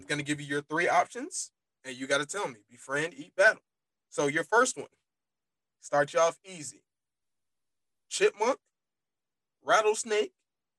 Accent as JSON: {"language": "English", "town": "Grand Prairie", "region": "Texas", "country": "United States", "said": "If Lance is around, I'm not allowed to say I'm from Grand Prairie."}